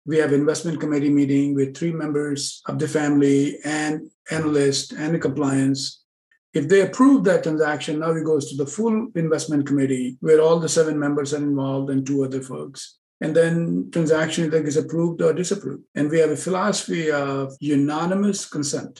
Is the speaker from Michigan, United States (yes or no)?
no; New York City, New York, United States; now in California, United States; originally I'm from Manhattan, New York